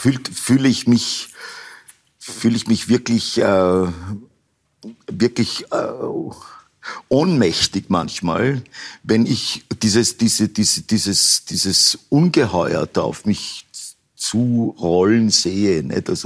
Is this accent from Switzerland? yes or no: no; Upper Austria, Austria; Ich bin in Oberösterreich aufgewachsen und in Oberösterreich hat man überhaupt keine Berührungsängste gehabt mit, mit so Namen eigentlich